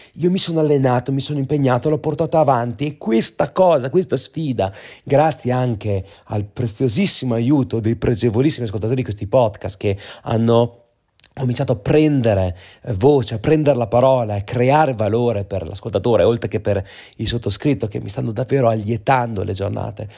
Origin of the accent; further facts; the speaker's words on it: Trentino-Alto Adige, Italy; moved away; dalle nostre parti va anche a meno 14 gradi in Trentino